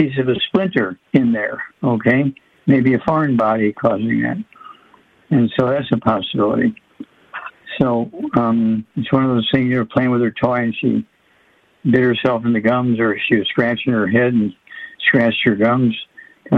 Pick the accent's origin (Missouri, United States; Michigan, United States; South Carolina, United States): Missouri, United States; my home state, Missouri.